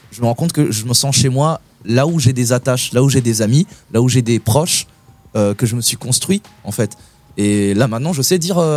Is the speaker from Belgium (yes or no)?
yes; Belgium; also born or lived in Burundi; now in France; je, suis, né au Burundi, j'ai grandi en Belgique, je suis retourné vivre au Burundi, et je me suis installé en France euh, pour les études et pour travailler.